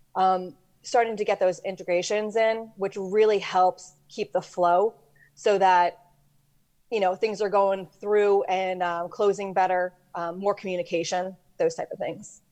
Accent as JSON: {"language": "English", "region": "New York", "country": "United States", "said": "I'm from New York"}